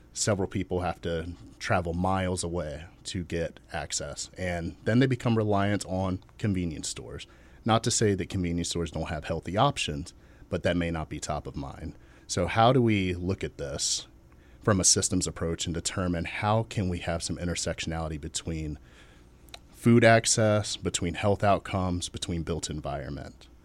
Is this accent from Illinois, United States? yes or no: no; Chesapeake, Virginia, United States; I was born and raised in Chesapeake, Virginia, still there